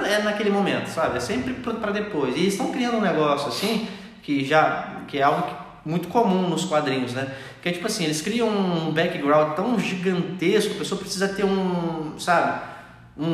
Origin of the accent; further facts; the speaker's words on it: Brazil; nós somos brasileiros